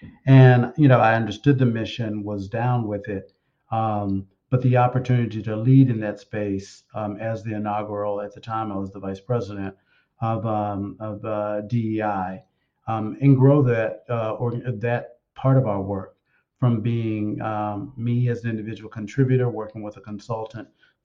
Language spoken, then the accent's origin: English; Memphis, Tennessee, United States; moved away; I was raised in the South. I was raised in Memphis, Tennessee